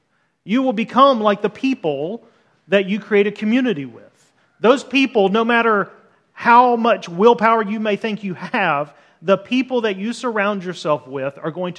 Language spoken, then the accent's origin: English; Deep South, United States; also born or lived in Los Angeles; So we lived 5 to 6 years in California. We're both from the Deep South, lived in Los Angeles.